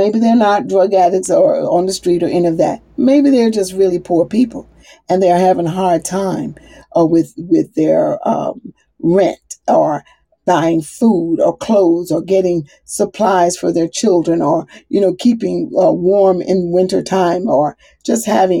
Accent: the South, United States; I'm from the South

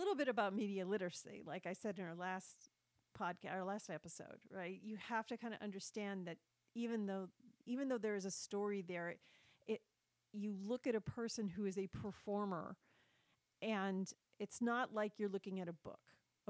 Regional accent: Brooklyn, New York, United States; I did smoke, I am from Brooklyn, and I do have certain views on relationships.

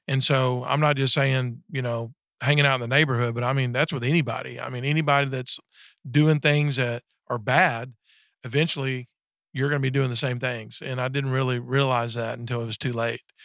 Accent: Texas, United States; I was raised up in Texas, uh, in a small town about thirty miles south of Dallas

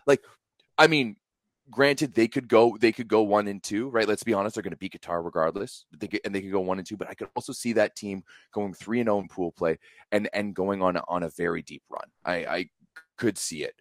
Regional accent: Canada; me as a Canadian fan

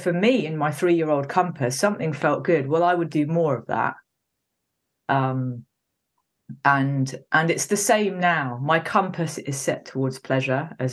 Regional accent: Wales, United Kingdom; I was born in Wales. Anyone who doesn't know Wales in the UK, it's a kind of valley hill place.

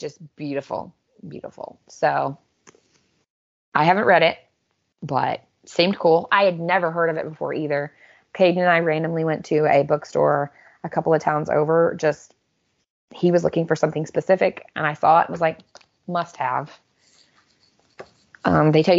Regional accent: United States; moved away; as an American living in a foreign country

